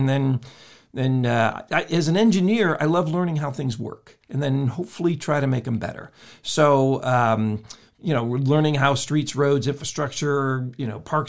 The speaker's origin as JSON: {"language": "English", "region": "Illinois", "country": "United States", "tie": "born or raised there", "said": "No, actually, I grew up in the Midwest, in the state of Illinois. And the winters were brutal and the summers were just almost as bad."}